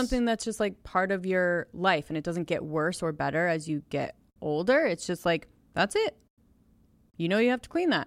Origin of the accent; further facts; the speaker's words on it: Los Angeles area, California, United States; I'm from California